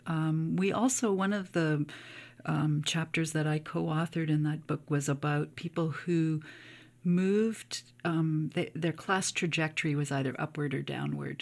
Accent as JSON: {"language": "English", "area": "Cape Breton", "region": "Nova Scotia", "country": "Canada", "tie": "born or raised there", "said": "I grew up in Cape Breton, um, in a small community"}